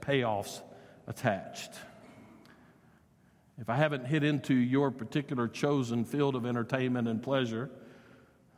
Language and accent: English; United States; we as American citizens